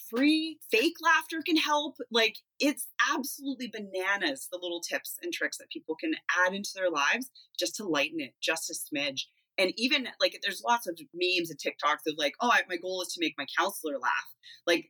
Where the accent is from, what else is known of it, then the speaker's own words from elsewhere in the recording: Manitoba, Canada; now in Kelowna, Canada; I'm originally a Manitoban.